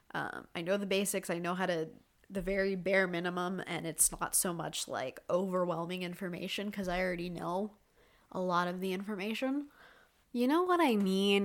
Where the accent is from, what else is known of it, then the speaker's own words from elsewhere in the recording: Canada; I'm Canadian